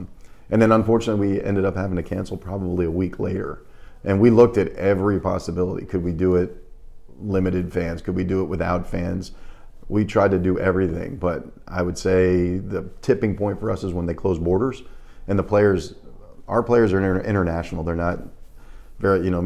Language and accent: English; greater New York area, United States; moved away as an adult; also born or lived in North Carolina; now in Charleston, United States; I'm originally from New York, the greater New York area.